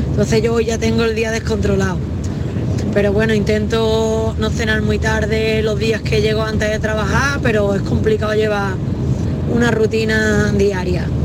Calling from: Huelva, Andalusia, Spain; tardes, Marilo de compañía. … de Huerva...

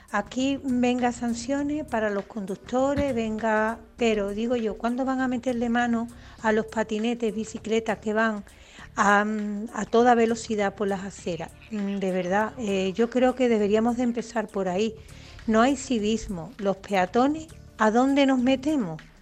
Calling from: Seville, Andalusia, Spain; Soy … de Sevilla.

